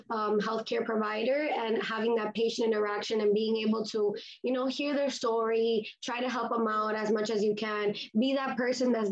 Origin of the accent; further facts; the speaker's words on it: Miami, Florida, United States; also born or lived in Grenada; I was born and raised in Miami, Florida, and my parents are Hispanic, so I am also Cuban